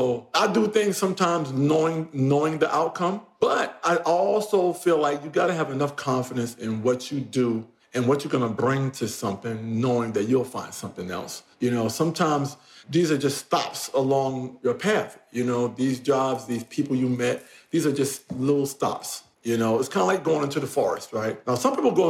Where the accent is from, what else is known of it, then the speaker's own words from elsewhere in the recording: New York, United States; I'm a New Yorker